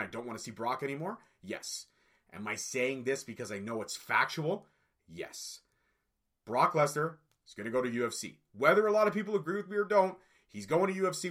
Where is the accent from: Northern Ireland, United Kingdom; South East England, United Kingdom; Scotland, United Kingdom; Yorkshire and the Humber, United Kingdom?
Scotland, United Kingdom; I'm a Scotsman, so I'm going with my fellow Scotsman